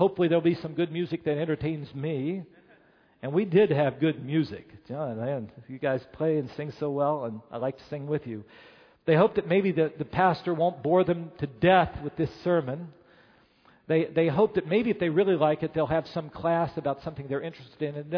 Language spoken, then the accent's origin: English; Chicago, Illinois, United States; as a Chicagoan